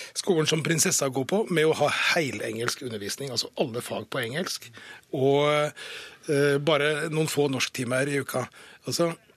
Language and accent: Norwegian; Fredrikstad, Østfold, Norway; jeg kommer fra Fredrikstad, vi kommer fra østlandsområdet